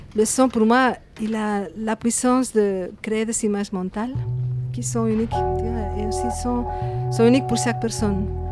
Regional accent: Madrid, Community of Madrid, Spain; French is a second language; moved away as an adult; also born or lived in Burgos; now in Belgium; Je suis née à Madrid

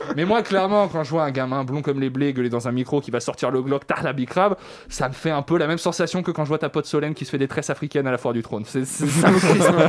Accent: Savoy, Auvergne-Rhône-Alpes, France; moved away; je suis savoyard au départ.

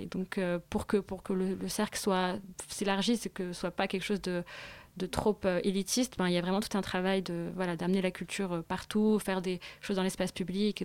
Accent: Morocco; en tant que Marocaine, euh, ou même on est Marocaine

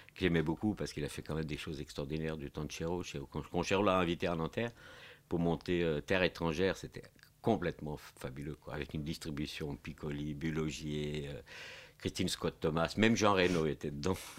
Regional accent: Portugal; French is a second language; now in France

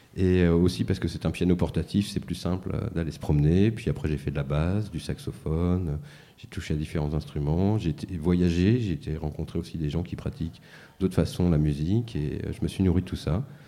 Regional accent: Mantes-la-Jolie, Île-de-France, France; also born or lived in Paris; now in Saint-Denis, France; Mantes-la-Jolie. Et puis rapidement, très rapidement sur Paris pendant assez longtemps. Et Saint-Denis depuis 9 ans maintenant

